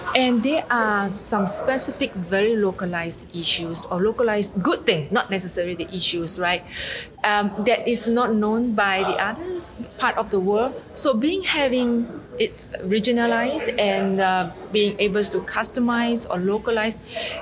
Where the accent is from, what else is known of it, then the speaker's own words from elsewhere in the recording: Penang, Malaysia; I'm coming from Penang, Malaysia.